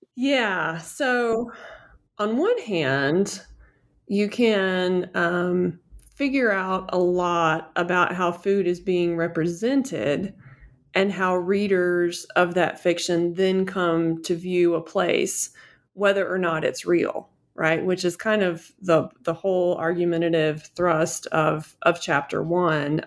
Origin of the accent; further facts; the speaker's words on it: Western North Carolina, United States; also born or lived in Utah; I grew up in Western North Carolina and my family has been here for a long time